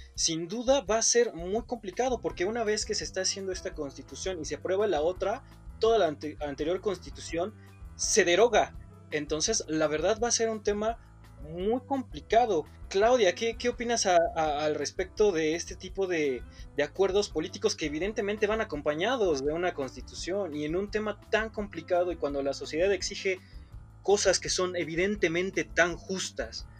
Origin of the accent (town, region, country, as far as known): Mexico